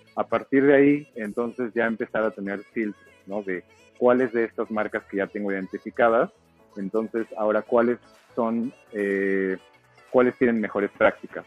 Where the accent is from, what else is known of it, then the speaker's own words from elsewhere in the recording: State of Mexico, Mexico; moved away as an adult; now in Oaxaca, Mexico; Yo soy originario del Estado de México, pero eh, radico en Oaxaca desde el año 2011